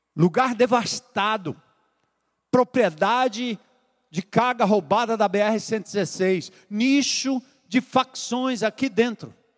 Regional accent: São Paulo, Brazil; moved away as an adult; now in Fortaleza, Brazil; eu voltar para minha terra, lá em São Paulo

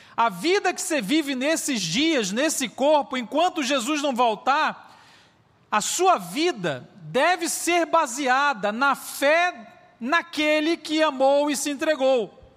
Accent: Belém, Pará, Brazil; now in Belo Horizonte, Brazil; Eu moro em BH, mas eu sou natural lá de Belém do Pará

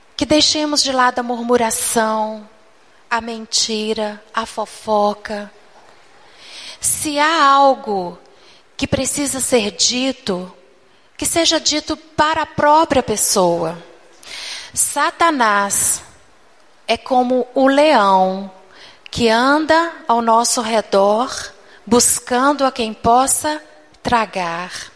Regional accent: Minas Gerais, Brazil; Eu fui criada desde pequena na Igreja Batista em Minas Gerais

